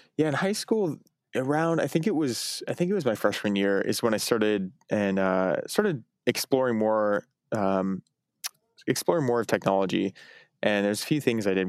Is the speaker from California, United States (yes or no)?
no; Eugene, Oregon, United States; I grew up in Eugene, Oregon